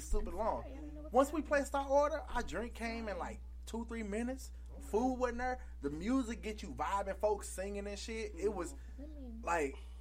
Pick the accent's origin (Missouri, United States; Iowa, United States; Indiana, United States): Missouri, United States; St. Louis; we're from St. Louis